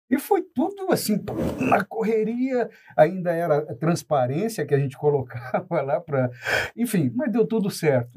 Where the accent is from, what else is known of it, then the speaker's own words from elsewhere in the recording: Paranavaí, Paraná, Brazil; Paranavaí, que é a minha cidade natal